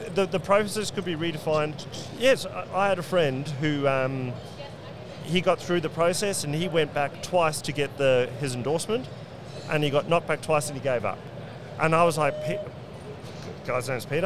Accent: South Africa; moved away as an adult; now in Brisbane, Australia; growing up in South Africa

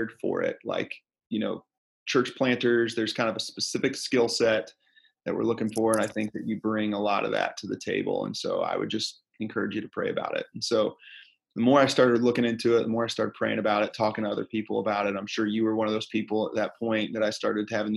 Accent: Fort Wayne, Indiana, United States; moved away as an adult; also born or lived in Dayton; now in Fort Wayne, United States; I grew up in Fort Wayne

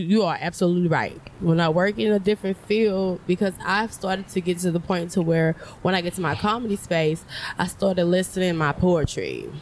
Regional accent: Port Arthur, Texas, United States; moved away; I'm from Port Arthur

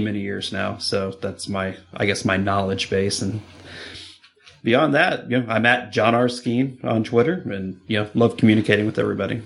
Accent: Greenfield, Indiana, United States; Greenfield, just outside of Indianapolis

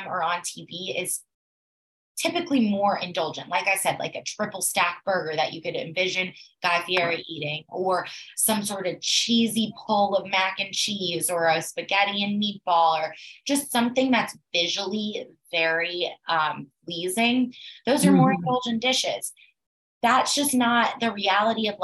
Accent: Atlanta, Georgia, United States; I'm from Atlanta, you know, the biggest, busiest airport in the world

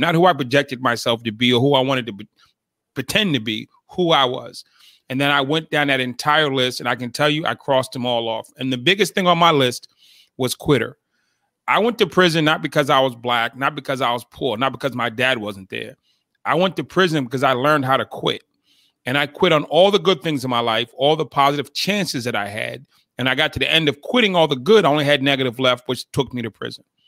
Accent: Boston, Massachusetts, United States; I grew up in Boston, Massachusetts

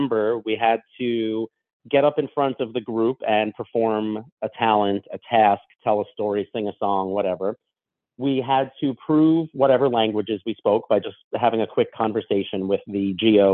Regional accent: Long Island, New York, United States; I'm from Long Island, grew up that way

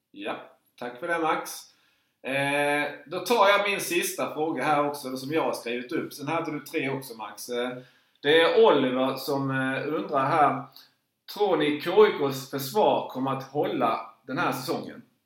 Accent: Markaryd, Kronoberg County, Sweden; jag är ju uppväxt i Markaryd

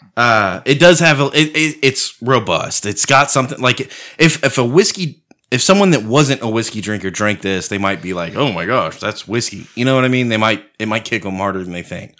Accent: United States; we're all from America

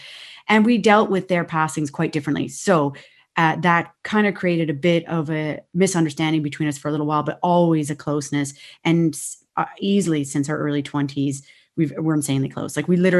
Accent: Ontario, Canada; moved away as an adult; now in Ireland; in Canada, we had so much space.

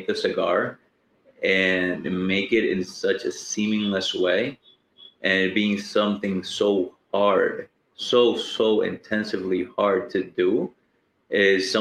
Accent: Dominican Republic; I'm from Dominican Republic

